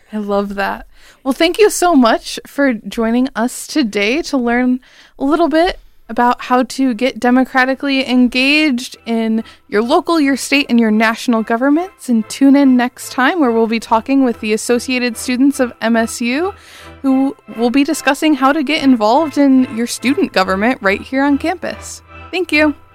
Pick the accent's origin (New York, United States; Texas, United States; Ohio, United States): Ohio, United States; Bowling Green; moved away as an adult; now in East Lansing, United States; I'm from Bowling Green, Ohio personally, so out of state